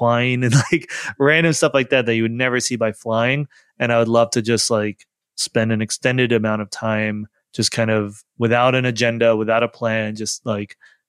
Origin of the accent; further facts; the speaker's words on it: New York, United States; We're both from New York, but we were long distance for 3.5 years.